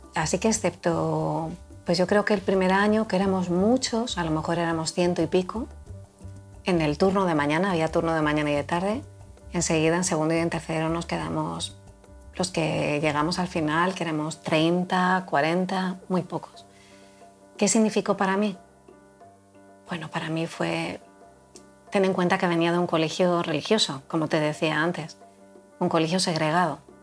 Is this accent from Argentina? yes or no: no; Spain; first language Spanish; Yo crecí en la España mi infancia y mi adolescencia transcurrió